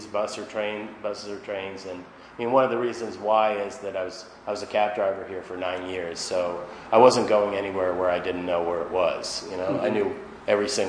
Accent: Boston, Massachusetts, United States; moved away; I grew up in Boston

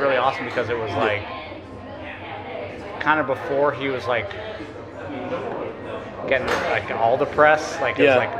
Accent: Columbus, Ohio, United States; now in Chicago, United States; So when I grew up in Columbus.

